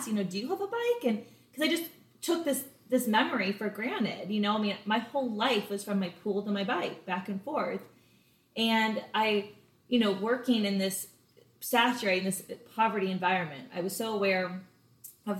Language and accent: English; Los Angeles, California, United States; moved away as an adult; also born or lived in Boulder, Colorado; now in Charleston, United States; I'm from LA, California. I always like to say I'm a real live Valley girl. You don't ever meet a native California LA person, let alone from the actual Valley.